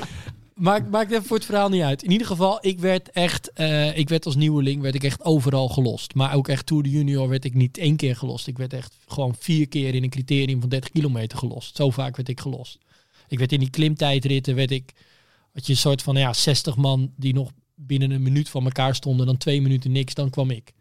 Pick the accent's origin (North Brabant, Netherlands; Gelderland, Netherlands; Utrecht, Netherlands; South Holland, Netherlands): Utrecht, Netherlands; Bunschoten; Ik kom uit Bunschoten, maar ik zat op school in Amersfoort